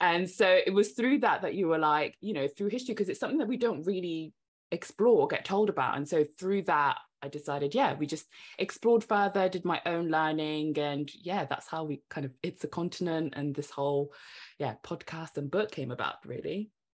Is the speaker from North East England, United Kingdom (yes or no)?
no; Devon, South West England, United Kingdom; I grew up in Devon, so I moved to the U K when I was seven, grew up in Devon